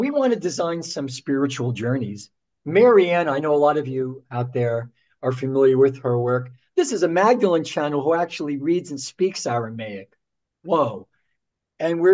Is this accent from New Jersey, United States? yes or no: yes; Newark, New Jersey, United States; we're both from Newark, New Jersey